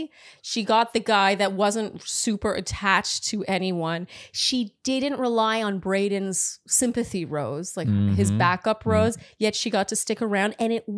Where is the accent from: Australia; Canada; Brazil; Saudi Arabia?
Canada; Ottawa, Ontario; now in United States; When I first moved to the States, I was not expecting to say I'm from Ottawa and have so many people blink at me like they'd never heard of it.